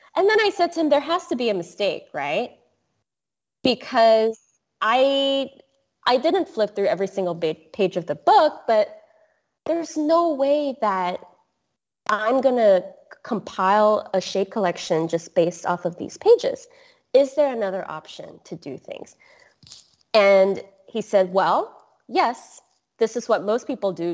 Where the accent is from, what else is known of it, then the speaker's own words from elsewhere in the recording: Singapore; I grew up in Singapore.